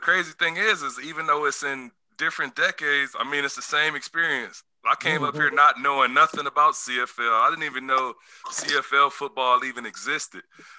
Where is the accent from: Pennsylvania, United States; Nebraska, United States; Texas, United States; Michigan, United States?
Michigan, United States; Detroit; moved away as an adult; now in Canada; I'm from Michigan. So I'm from the Detroit area